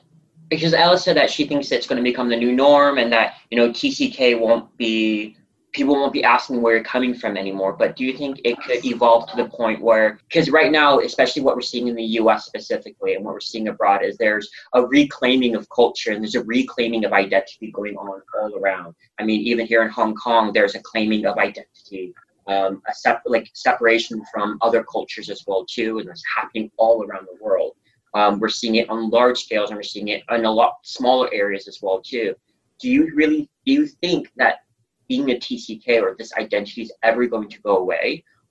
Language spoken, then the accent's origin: English; North Carolina, United States; people ask you where you're from, and you tell them, oh, I'm from North Carolina.